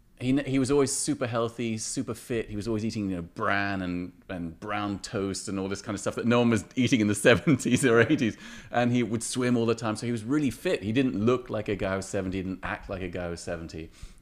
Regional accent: England, United Kingdom; Whereas growing up in England in the 70s and 80s, it was a place of why

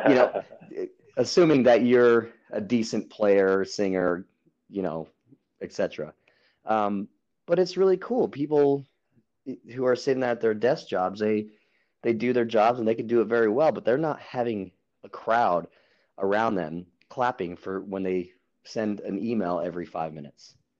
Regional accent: Albuquerque, New Mexico, United States; moved away as an adult; now in San Diego, United States; I am from Albuquerque, New Mexico. I moved out to San Diego

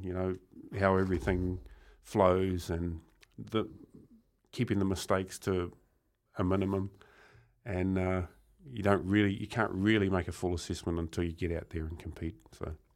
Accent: Murupara, Bay of Plenty, New Zealand; growing up in Murupara. It was quite a small town, um, strong logging community.

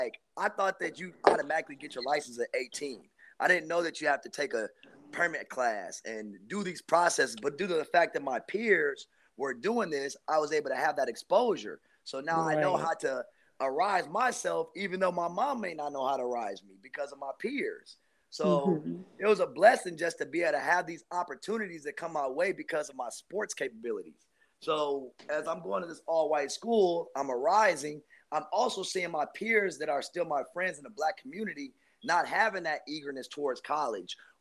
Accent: Minneapolis, Minnesota, United States; also born or lived in Chicago, Illinois; I was born in Chicago, Illinois. And I was raised in Minneapolis, Minnesota

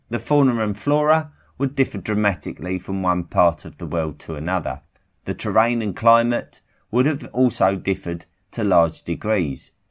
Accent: Clovis, New Mexico, United States; I grew up near Clovis, New Mexico, and I have always thought that the Clovis first theory was bunk, by several thousand years. Clovis is a very long way from any ocean

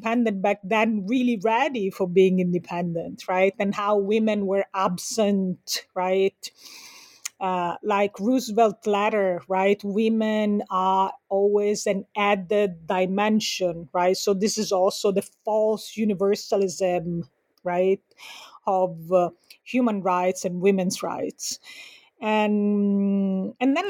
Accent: Sicily, Italy; now in United States; I'm also from Sicily

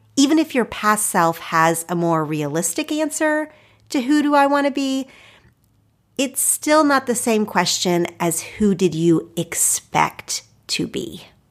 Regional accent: Oklahoma, United States; moved away as an adult; now in Los Angeles, United States; my home state. I love Oklahoma and I love the people there

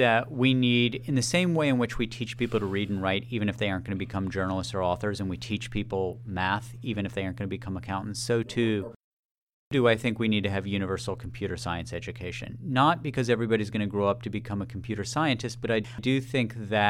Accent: Maryland, United States; In my home state of Maryland, the average age of a plumber is 60.

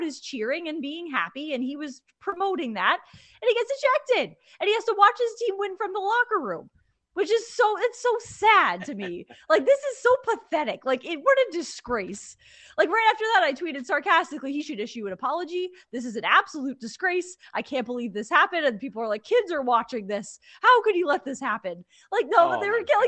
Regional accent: Connecticut, United States; I grew up in Connecticut

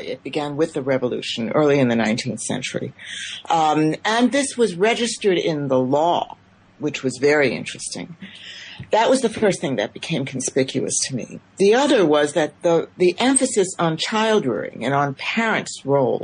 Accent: United States; I'm an immigrant myself. I came to the United States at the age of 3 1/2

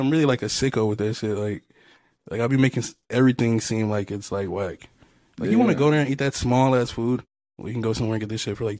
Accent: Mobile, Alabama, United States; I'm from Mobile.

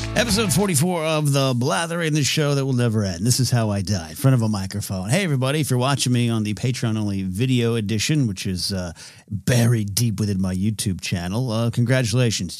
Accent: California, United States; in my hometown.

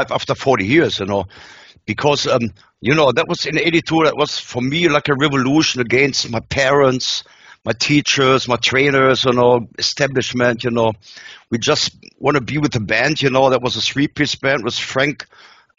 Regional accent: Germany

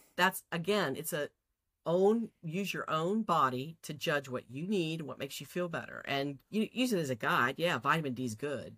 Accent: Texas, United States; I'm from Texas

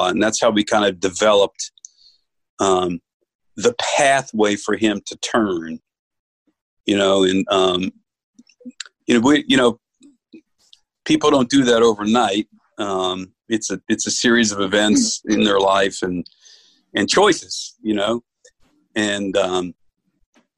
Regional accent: New York, United States; I grew up Catholic up in New York

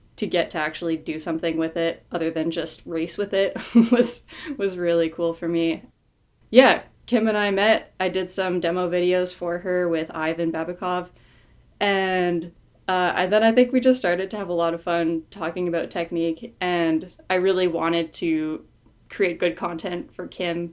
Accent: Morin-Heights, Quebec, Canada; my hometown in Moreton Heights, Quebec.

